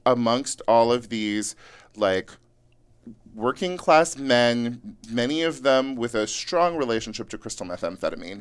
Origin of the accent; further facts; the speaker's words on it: Yuba City, California, United States; now in Los Angeles, United States; I grew up in rural Northern California